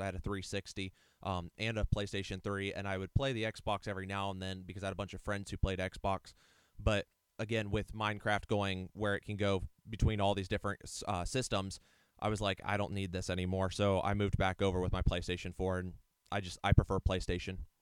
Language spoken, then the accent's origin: English; Ohio, United States; also born or lived in Alliance, Ohio / Eaton, Ohio; we moved from Alliance, Ohio to Eaton, Ohio, um, with my dad's job change